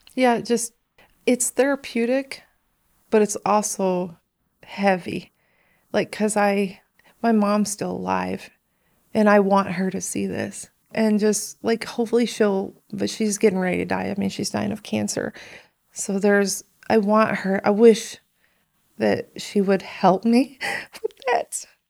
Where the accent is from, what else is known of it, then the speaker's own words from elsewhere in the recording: Chicago, Illinois, United States; also born or lived in Benton, Illinois / Johnston City, Illinois; I grew up on the south side of Chicago in the projects